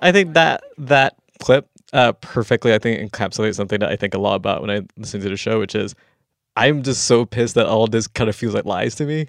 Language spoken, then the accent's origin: English; Malaysia; moved away; growing up in Malaysia